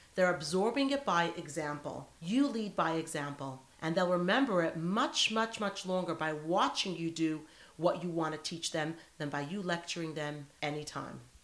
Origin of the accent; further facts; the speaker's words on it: United States; now in Sydney, Australia; I'm an American girl